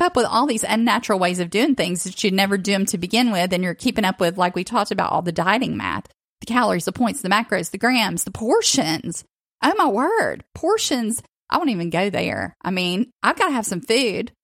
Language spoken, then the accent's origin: English; the South, United States; I grew up in the South